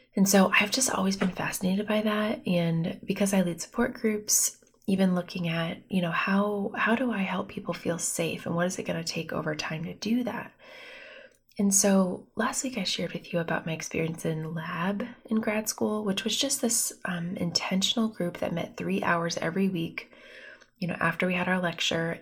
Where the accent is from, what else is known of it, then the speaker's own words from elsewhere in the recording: Bloomington, Indiana, United States; moved away as an adult; also born or lived in Pennsylvania; now in Fort Wayne, United States; I'm from Bloomington. I grew up there. So I'm from Indiana